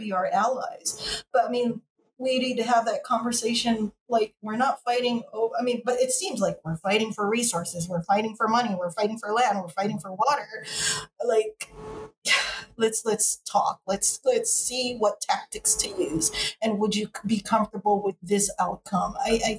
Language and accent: English; Philippines; Like, I'm Filipino, but when you go out on the street, people lump Chinese